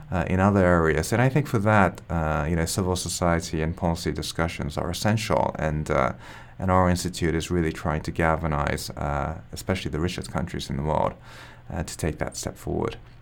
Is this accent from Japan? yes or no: yes; Japan; I'm from Japan